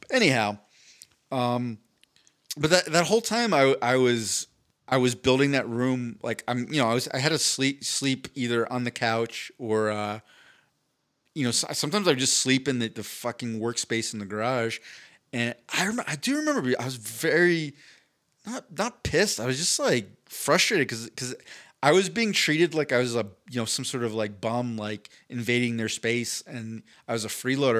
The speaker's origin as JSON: {"language": "English", "region": "East Coast", "country": "United States", "tie": "born or raised there", "moved": "yes", "said": "I grew up on the East Coast"}